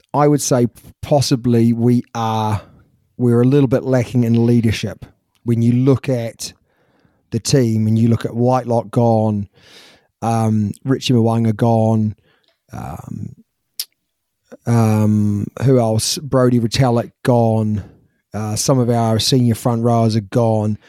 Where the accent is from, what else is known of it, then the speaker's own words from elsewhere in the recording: Christchurch, Canterbury, New Zealand; when we were growing up in New Zealand